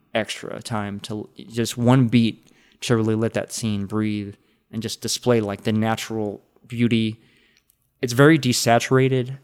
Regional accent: Texas, United States; as a Texan

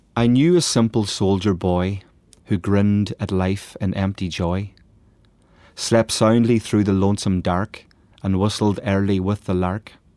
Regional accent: Letterkenny, Ulster, Ireland; my hometown of Letterkenny, which is a real nationalist town, you know, on the border between Derry and, and Donegal

